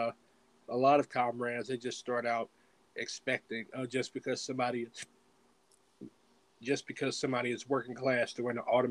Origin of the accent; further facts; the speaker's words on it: Missouri, United States; I'm from Missouri